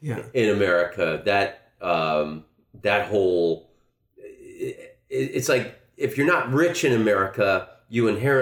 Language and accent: English; Florida, United States; also born or lived in Netherlands; I'm from Florida